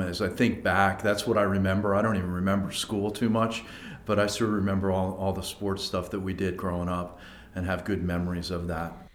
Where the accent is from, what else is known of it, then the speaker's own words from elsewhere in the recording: Abington, Pennsylvania, United States; also born or lived in Philadelphia; grew up in a town called Abington